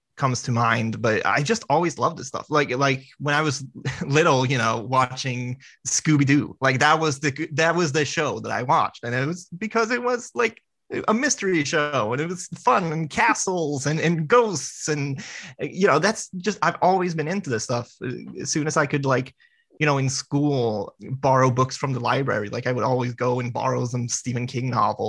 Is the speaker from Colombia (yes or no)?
no; Sweden; now in Stockholm, Sweden; I'm not from Stockholm, Sweden, but I'm from a town that's like an hour away from Stockholm, Sweden